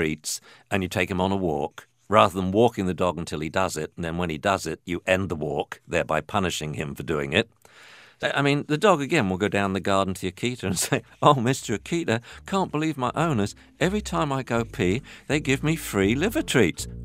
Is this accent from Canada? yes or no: no; England, United Kingdom; moved away as an adult; now in United States; I come from England. I graduated as a veterinarian and then came to the States to do a PhD in dog behavior.